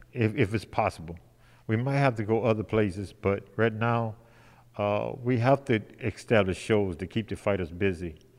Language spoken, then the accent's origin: English; Detroit, Michigan, United States; I'm from Detroit too